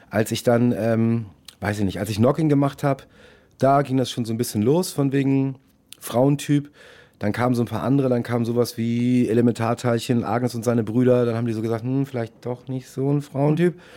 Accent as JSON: {"language": "German", "town": "Munich", "region": "Bavaria", "country": "Germany", "tie": "born there", "said": "ich bin in München geboren."}